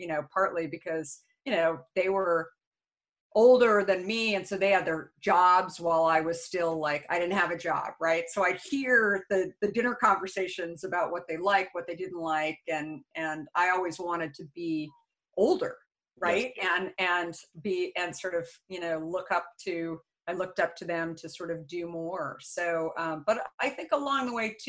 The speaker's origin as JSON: {"language": "English", "town": "Phoenix", "region": "Arizona", "country": "United States", "tie": "born or raised there", "also_born_or_lived": "Minneapolis, Minnesota / Tempe, Arizona", "said": "I grew up actually in Phoenix, Scottsdale."}